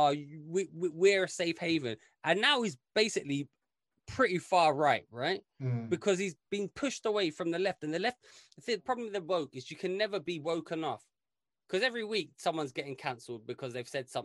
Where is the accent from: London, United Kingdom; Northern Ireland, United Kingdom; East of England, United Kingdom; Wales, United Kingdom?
London, United Kingdom; I grew up in London where basically every one of us was from somewhere else